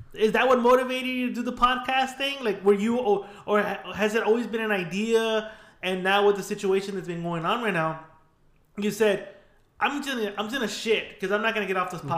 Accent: San Gabriel Valley, California, United States; we're from the San Gabriel Valley. We're in Whittier

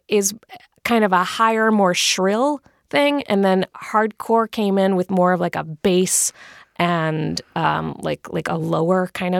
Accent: Virginia, United States; I come from a straight edge family. I went through a straight edge phase, and I am from Virginia

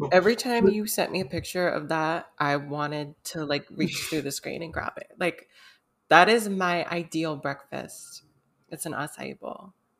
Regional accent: United States; because we're from America

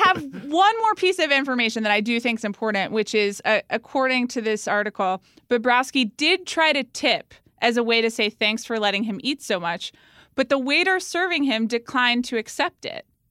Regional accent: Atlanta, Georgia, United States; moved away; also born or lived in New York; growing up in Atlanta, Georgia

